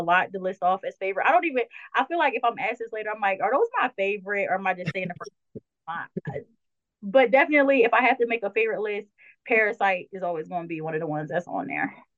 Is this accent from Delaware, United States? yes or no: yes; Delaware, United States; I'm from Delaware, so mine was Power 99